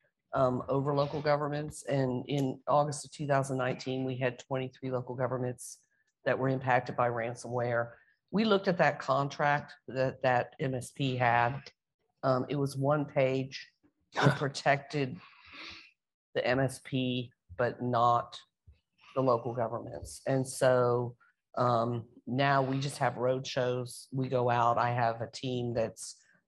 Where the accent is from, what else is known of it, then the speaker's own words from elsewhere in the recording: Texas, United States; I'm from Rootin' Tootin', Texas